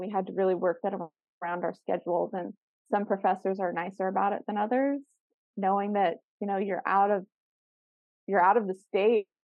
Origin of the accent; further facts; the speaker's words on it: South Florida, United States; I grew up in South Florida